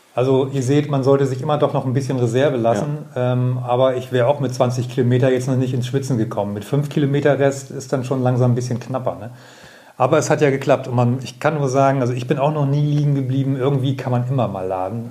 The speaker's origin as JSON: {"language": "German", "region": "Bremen", "country": "Germany", "said": "Ich bin ja selber Bremer"}